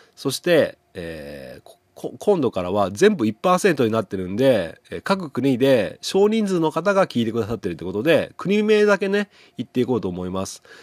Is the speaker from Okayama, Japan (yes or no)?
yes; Setouchi, Okayama, Japan; 僕の地元の牛窓